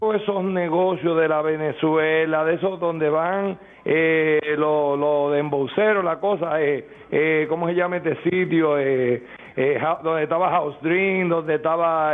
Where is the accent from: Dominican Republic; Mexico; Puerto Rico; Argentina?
Dominican Republic; Distrito Nacional; yo soy del distrito, pero tengo familia